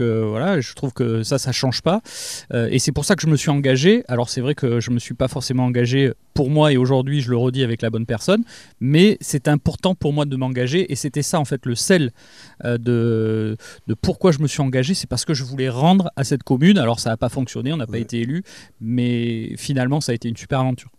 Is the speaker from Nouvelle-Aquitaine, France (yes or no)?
yes; Lège-Cap-Ferret, Nouvelle-Aquitaine, France; j'ai grandi à Claoué, j'y ai passé mon enfance